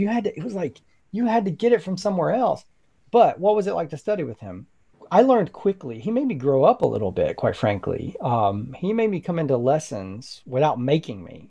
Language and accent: English; rural North Alabama, United States; moved away; I grew up in rural North Alabama